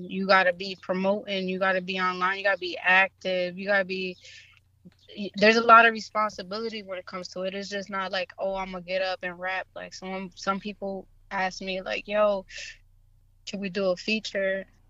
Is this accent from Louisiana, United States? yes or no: no; Springfield, Massachusetts, United States; Yeah, I'm from the 413.